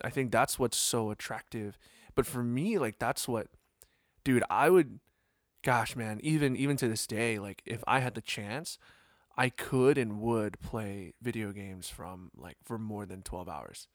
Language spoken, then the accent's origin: English; East Coast, United States; growing up on the East Coast